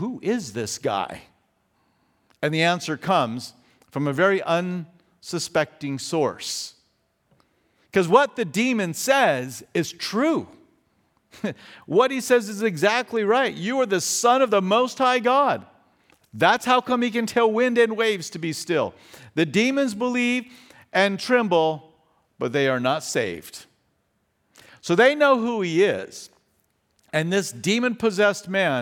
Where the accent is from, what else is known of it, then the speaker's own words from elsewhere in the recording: Fountain Valley, California, United States; also born or lived in Australia; when we lived over in Australia, we are from Southern California. We are from Orange County. We lived in Fountain Valley